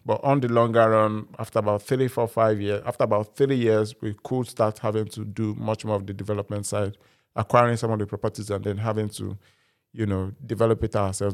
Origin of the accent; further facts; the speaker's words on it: Nigeria; now in United Kingdom; I'm a Nigerian by birth